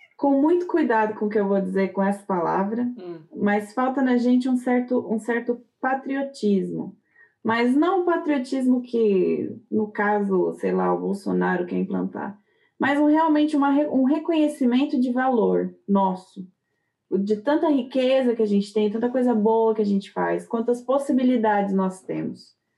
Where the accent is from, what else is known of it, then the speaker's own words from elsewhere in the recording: Brazil; now in Germany; A gente não sente tanto a responsabilidade como cidadão, como pessoa, como brasileiro